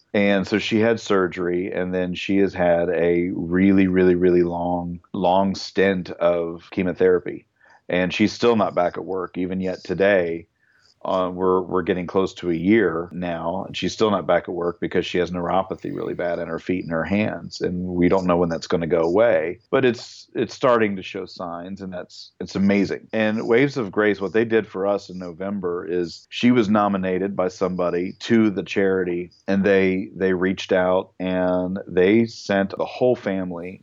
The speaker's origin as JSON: {"language": "English", "country": "United States", "also_born_or_lived": "Kentucky, United States", "moved": "yes", "said": "I come from Ohio and Kentucky, the land where lots of gun owners and they go hunting"}